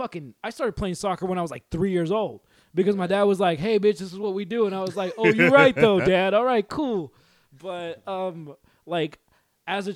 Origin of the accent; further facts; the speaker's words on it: United States; first language Spanish; English is a second language; I was born in America to illegal immigrant parents, which means that my first language is definitely Spanish